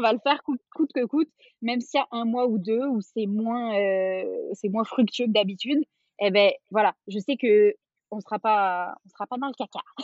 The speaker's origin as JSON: {"language": "French", "country": "France", "also_born_or_lived": "Quebec", "moved": "as an adult", "said": "on est parti, on est parti de France avec mon conjoint, on s'était rencontrés en France et tout ça. On est parti vivre au Québec"}